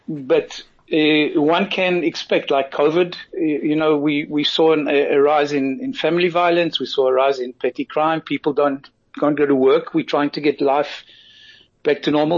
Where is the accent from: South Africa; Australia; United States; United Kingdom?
South Africa; now in Israel; being a South African born avid rugby fan